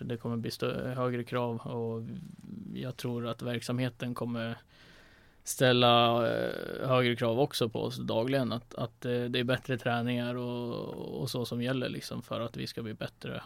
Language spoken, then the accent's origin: Swedish; Västerås, Västmanland, Sweden; now in Linköping, Sweden; Västerås och sådär, så där, där jag är ifrån